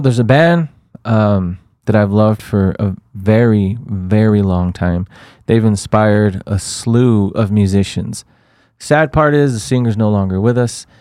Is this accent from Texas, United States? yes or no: yes; El Paso, Texas, United States; we're from El Paso, Texas